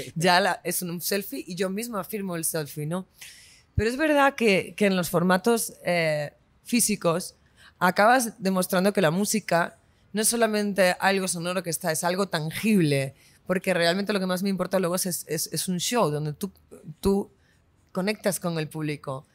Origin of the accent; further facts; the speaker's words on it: Spain; soy artista española